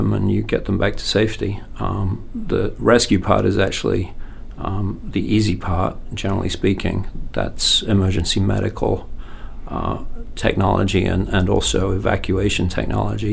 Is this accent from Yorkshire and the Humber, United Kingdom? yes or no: yes; Yorkshire and the Humber, United Kingdom; moved away as an adult; now in Maine, United States; I'm British. I'm from Yorkshire